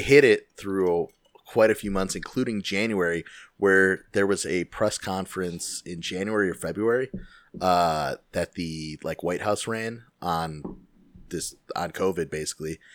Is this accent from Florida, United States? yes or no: no; Chicago, Illinois, United States; As a Chicagoan